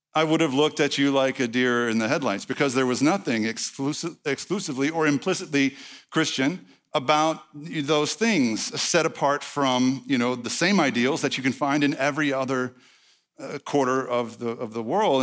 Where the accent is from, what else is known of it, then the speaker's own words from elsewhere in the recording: East Texas, United States; I'm from East Texas, not Arkansas.